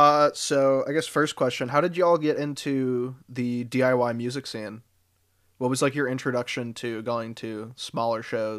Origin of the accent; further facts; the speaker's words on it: Massachusetts, United States; So I'm also from Mass. I'm out in Amherst pretty often.